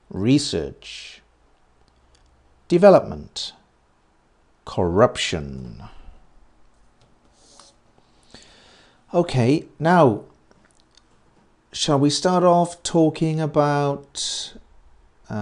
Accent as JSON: {"language": "English", "country": "United Kingdom", "tie": "born or raised there", "said": "I was born very near London."}